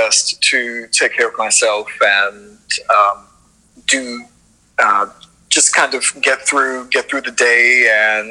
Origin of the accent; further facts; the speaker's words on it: Washington, District of Columbia, United States; also born or lived in Hyattsville, Maryland; I'm from Northwest DC originally, and I grew up in Northwest, Northeast